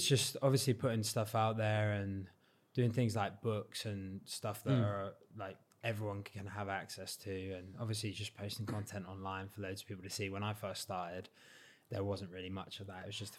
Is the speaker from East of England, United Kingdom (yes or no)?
no; South West England, United Kingdom